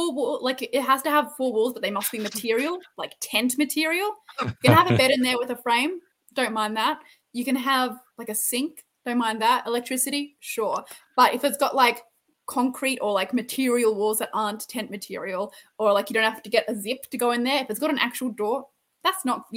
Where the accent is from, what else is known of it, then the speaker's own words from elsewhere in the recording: Jerilderie, New South Wales, Australia; where I grew up, which is the Southern Riverina. It's not touristy in the slightest, except for the fact that where I grew up in Drildry, Ned Kelly robbed a bank there